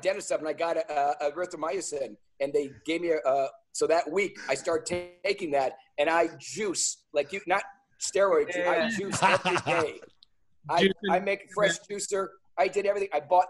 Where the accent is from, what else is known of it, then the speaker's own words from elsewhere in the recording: Wisconsin, United States; also born or lived in California; I came from Wisconsin and went to California